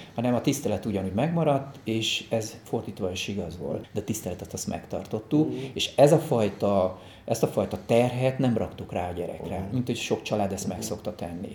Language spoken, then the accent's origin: Hungarian; Budapest, Hungary; also born or lived in Alsóbélatelep, Fonyód; én valójában csodálatos környezetben nőttem fel